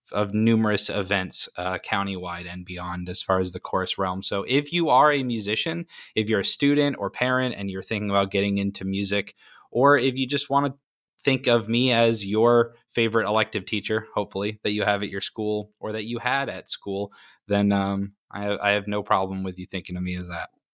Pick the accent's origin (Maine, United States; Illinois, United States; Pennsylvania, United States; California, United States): Maine, United States; now in Florida, United States; I was born and raised in Maine